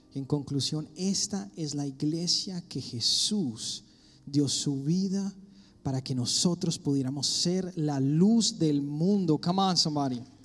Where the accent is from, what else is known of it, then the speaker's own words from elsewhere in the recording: Colombia; moved away; soy colombiano